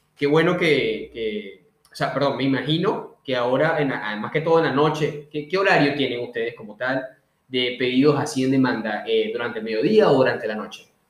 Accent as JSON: {"language": "Spanish", "town": "Puerto Cabello", "region": "Carabobo", "country": "Venezuela", "moved": "yes", "lives_now": "Buenos Aires, Argentina", "said": "Yo soy de Puerto Cabello, de, las playas allá de Puerto Cabello, soy yo"}